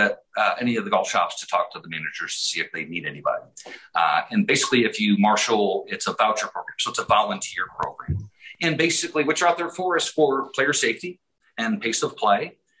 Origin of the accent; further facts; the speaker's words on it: outside of Cleveland, Ohio, United States; moved away as an adult; also born or lived in Southern California; now in Hot Springs Village, United States; I grew up outside of Cleveland, Ohio. Went to college, didn't do well. Went to California, Southern California for 20 years.